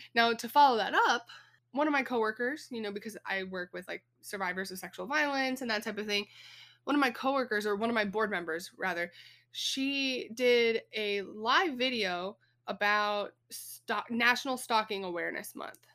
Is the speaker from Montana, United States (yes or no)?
no; Texas, United States; When I was a kid, of course, growing up in Texas, we have snakes around here